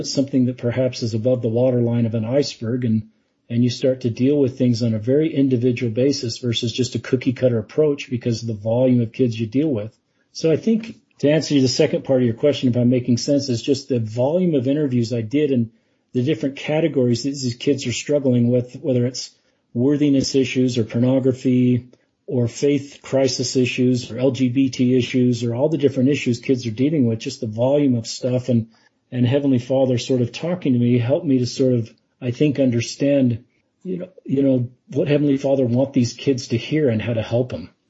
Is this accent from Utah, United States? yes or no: yes; Salt Lake City, Utah, United States; I grew up in Salt Lake City.